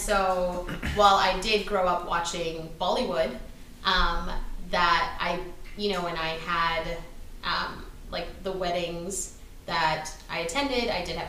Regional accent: Surrey, British Columbia, Canada; also born or lived in Richmond, British Columbia; I grew up in Surrey. And I wasn't the right kind of brown to be to fit in there.

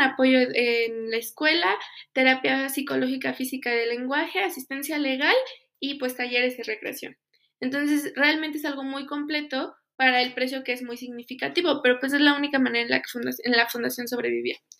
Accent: Pachuca, Hidalgo, Mexico; yo soy de Pachuca

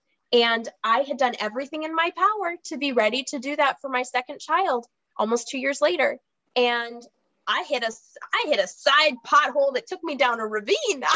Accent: Minnesota, United States; accent: Minnesota; I'm in Minnesota, if my accent hasn't betrayed me yet

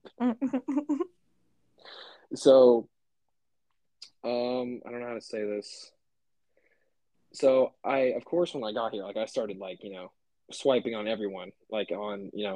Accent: Kansas, United States; I'm from Kansas

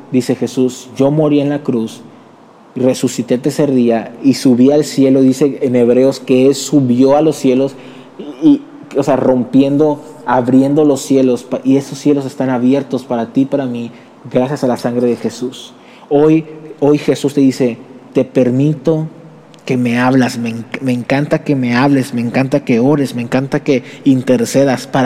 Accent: Mexico; perdónanos, perdónanos, yo mismo soy mexicano, perdónanos.

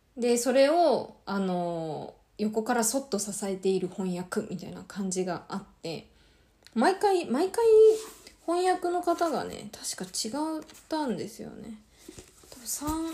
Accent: Japan; first language Japanese; 両親も日本人で、バリバリの日本で、あの、育ちました

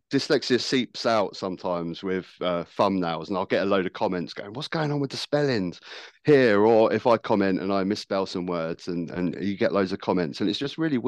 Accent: Worthing, South East England, United Kingdom; also born or lived in Brighton; I grew up in Worthing, which is the town next to me in Brighton here

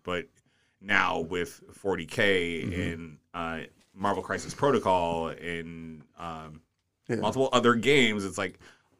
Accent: Alaska, United States; moved away; I am so glad I grew up in Alaska. We were so disconnected.

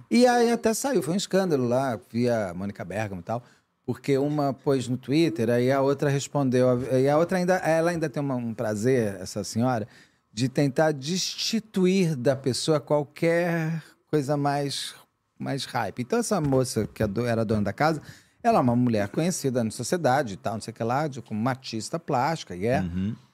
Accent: São Paulo, Brazil; also born or lived in Rio de Janeiro; como paulista, morando lá, paulistano

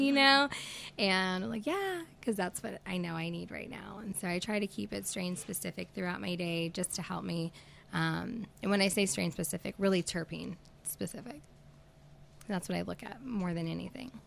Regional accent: Tulsa, Oklahoma, United States; moved away as an adult; also born or lived in California / Arizona / Texas / West Virginia; I grew up here in Tulsa

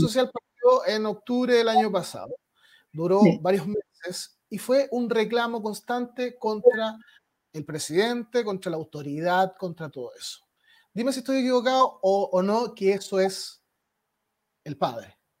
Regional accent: Chile; pueblo chileno, mi pueblo por supuesto

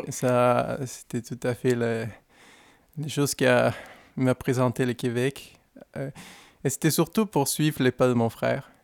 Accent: Guadalajara, Jalisco, Mexico; French is a second language; moved away; je suis originaire d'une ville qui c'est... Euh, c'est un peu difficile à prononcer, mais c'est facile à se rappeler d'elle. On est très connu pour, pour la grande musique de mariachi, et les tequilas

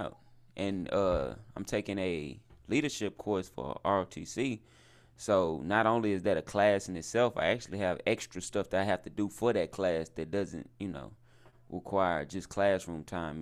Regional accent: the South, United States; I'm from the South

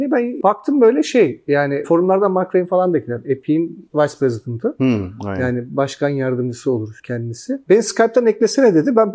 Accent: Turkey; ben ama Türk'üm falan diyorum ben inanamıyorum falan

